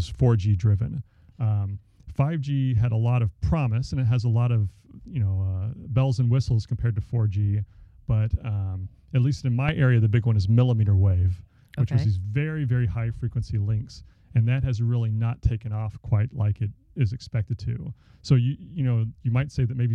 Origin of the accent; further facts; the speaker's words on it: Dallas, Texas, United States; moved away; I grew up in the Dallas area